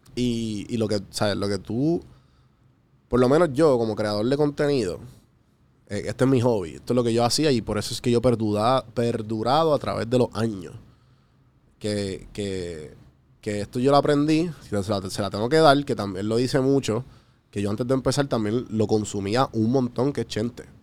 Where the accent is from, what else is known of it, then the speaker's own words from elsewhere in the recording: Puerto Rico; moved away; also born or lived in Atlanta; Cuando yo vivía en Atlanta, pues ellos eran los otros panas de Puerto Rico